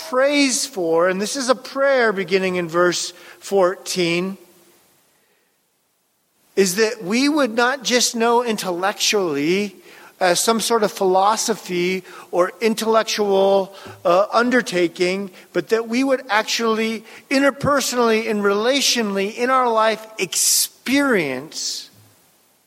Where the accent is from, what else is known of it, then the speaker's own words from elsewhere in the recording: Pacific Northwest, Puget Sound, Washington, United States; I grew up around boats in the Pacific Northwest and the Puget Sound